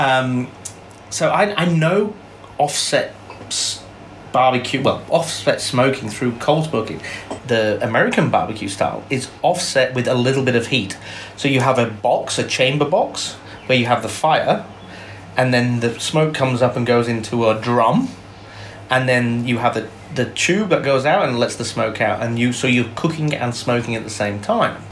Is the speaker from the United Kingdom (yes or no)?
yes; England, United Kingdom; moved away as an adult; now in Melbourne, Australia; I'm English born. I've been here. F- I came out to Australia when I was twenty